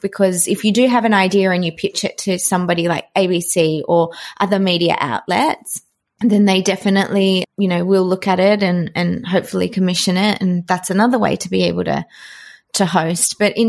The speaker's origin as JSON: {"language": "English", "town": "Adelaide", "region": "South Australia", "country": "Australia", "tie": "born or raised there", "said": "And I grew up in Adelaide, so I was quite different."}